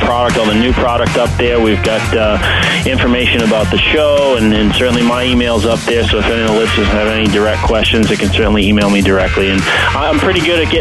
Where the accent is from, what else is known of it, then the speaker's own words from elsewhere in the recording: Rhode Island, United States; I grew up in the Northeast. I grew up in Rhode Island, so I love hunting at home.